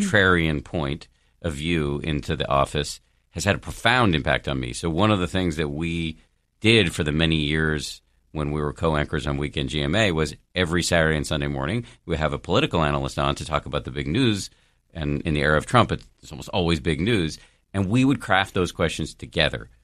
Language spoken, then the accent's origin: English; Massachusetts, United States; I was born in the People's Republic of Massachusetts. Both of my parents are scientists.